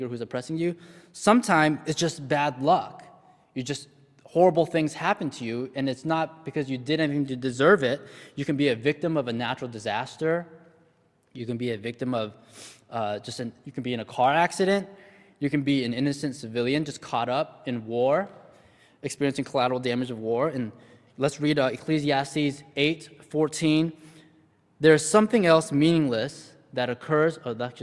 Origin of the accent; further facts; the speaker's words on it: United States; I was born in the States and I grew up in a relatively privileged household